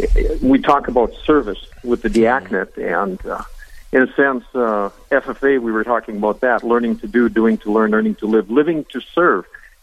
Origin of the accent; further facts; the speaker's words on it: Veseleyville, North Dakota, United States; also born or lived in Park River, North Dakota / Jamestown, North Dakota; I grew up in Vesleyville, North Dakota, St. Luke's. Went to high school in Park River